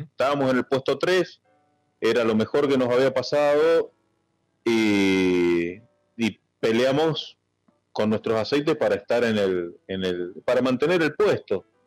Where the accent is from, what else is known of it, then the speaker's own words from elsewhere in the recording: Argentina; como buen argentino